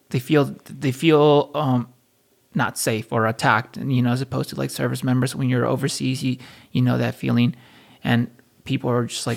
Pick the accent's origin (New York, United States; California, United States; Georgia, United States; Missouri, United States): California, United States; Fountain Valley; I was born and raised in Fountain Valley, California